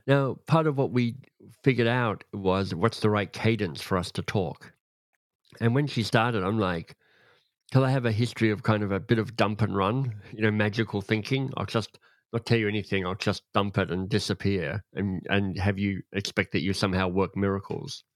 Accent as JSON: {"language": "English", "country": "Australia", "tie": "born or raised there", "said": "I grew up in Australia, but my dad was British"}